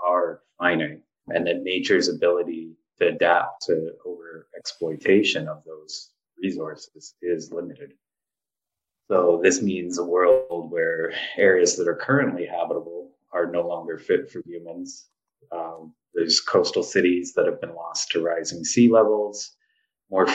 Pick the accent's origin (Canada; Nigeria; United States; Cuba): Canada; Hamilton, Ontario; also born or lived in Yellowknife; now in Toronto, Canada; I grew up like in Ancaster, which is a suburb. It's actually bigger than Yellowknife, but you know, suburb of Hamilton.